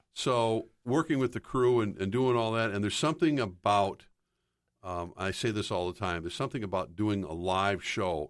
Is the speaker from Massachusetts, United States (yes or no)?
no; Minneapolis, Minnesota, United States; growing up in the Twin Cities